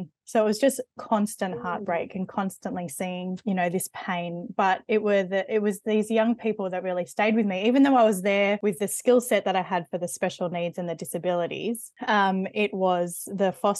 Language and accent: English; Sydney, New South Wales, Australia; now in Penrith, Australia; I grew up in the Sutherland Shire in Sydney